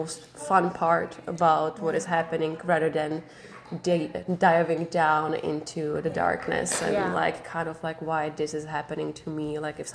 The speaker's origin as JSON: {"language": "English", "country": "Czechia", "moved": "as an adult", "lives_now": "Vancouver Island, Canada", "said": "I came here from Czech Republic"}